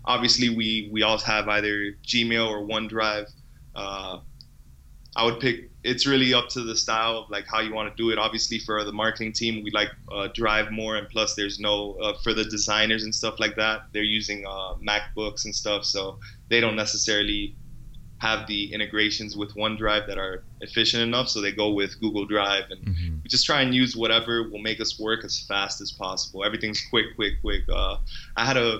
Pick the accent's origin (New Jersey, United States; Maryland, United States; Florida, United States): Florida, United States; Miami; moved away as an adult; also born or lived in Boston; now in Montreal, Canada; I'm from Miami